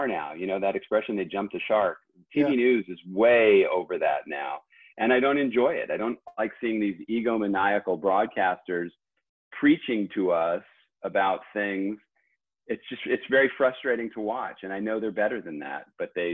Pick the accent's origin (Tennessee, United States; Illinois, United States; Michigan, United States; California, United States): California, United States; Southern; moved away as an adult; I grew up in Southern California